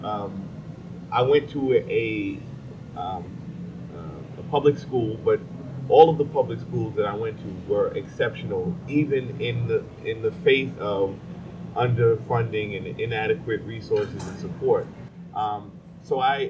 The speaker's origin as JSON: {"language": "English", "town": "New York City", "region": "New York", "country": "United States", "tie": "born or raised there", "said": "I grew up in Crown Heights in the 80s"}